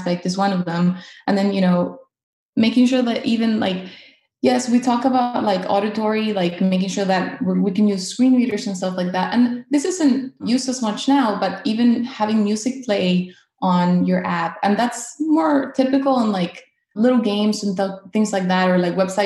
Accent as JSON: {"language": "English", "town": "Caracas", "region": "Capital District", "country": "Venezuela", "moved": "yes", "lives_now": "North Carolina, United States"}